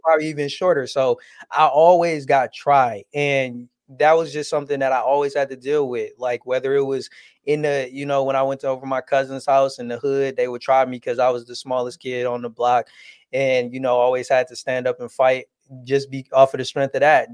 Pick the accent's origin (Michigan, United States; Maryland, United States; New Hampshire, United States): Michigan, United States; Detroit; also born or lived in Southfield, Michigan; even though I was born and raised in Detroit, we actually moved outside of Detroit soon as I started high school